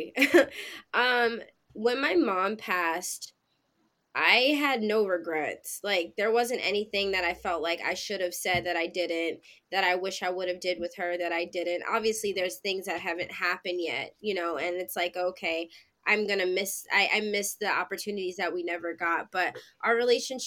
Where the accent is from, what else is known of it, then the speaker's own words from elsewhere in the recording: Pennsylvania, United States; now in New York City, United States; I'm originally from Pennsylvania